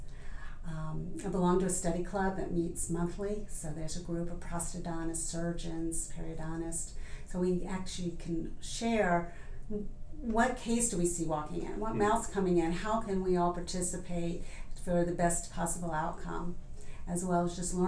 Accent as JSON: {"language": "English", "town": "Atlanta", "region": "Georgia", "country": "United States", "tie": "born or raised there", "also_born_or_lived": "Philadelphia, Pennsylvania / Sandy Springs, Georgia", "said": "from Atlanta, native. I grew up about 12 miles from here"}